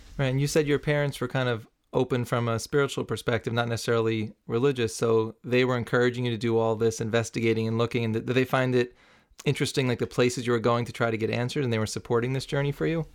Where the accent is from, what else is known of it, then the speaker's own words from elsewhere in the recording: New City, New York, United States; where I grew up in New City, New York.